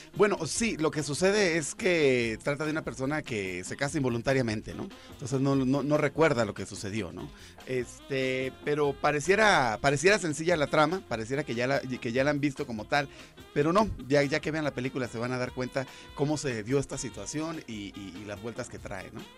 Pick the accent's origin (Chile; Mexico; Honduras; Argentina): Mexico; Ensenada, Baja California; moved away; yo nací en Ensenada, ¿no? Ah, y hace un buen de años que ya no vivo allá